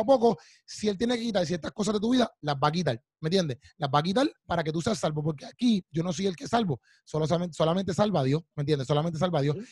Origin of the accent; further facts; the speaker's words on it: Puerto Rico; yo soy puertorriqueño